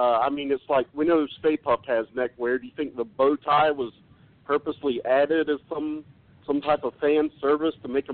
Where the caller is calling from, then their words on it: Middle Georgia, United States; calling from Middle Georgia.